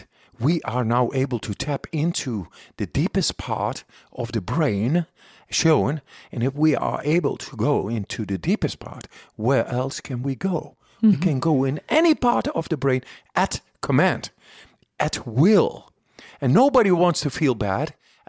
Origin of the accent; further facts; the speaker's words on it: Amsterdam, North Holland, Netherlands; And I'm from Amsterdam.